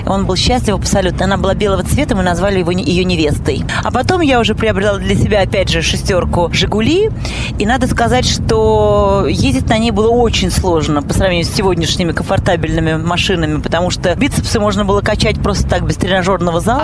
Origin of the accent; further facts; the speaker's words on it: Moscow, Russia; я коренная москвичка